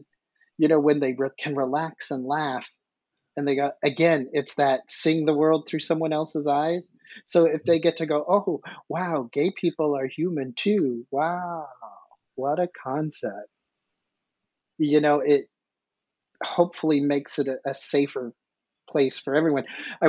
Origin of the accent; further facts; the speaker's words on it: the South, United States; Well, being a Southerner, you'll appreciate